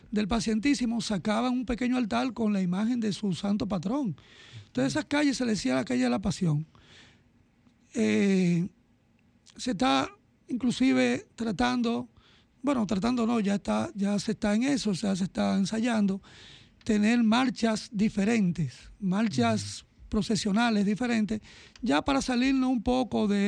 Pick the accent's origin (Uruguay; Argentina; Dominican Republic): Dominican Republic; porque somos la primada de América, somos los primeros del Nuevo Mundo